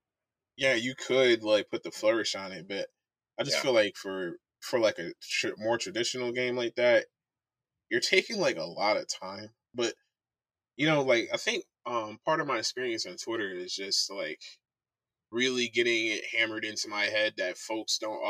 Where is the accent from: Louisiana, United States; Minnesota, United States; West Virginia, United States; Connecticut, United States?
Connecticut, United States; moved away; also born or lived in Virginia / Montana; I'm from Connecticut, but I've been all over the place. I spent a good chunk of my teenage years in Virginia.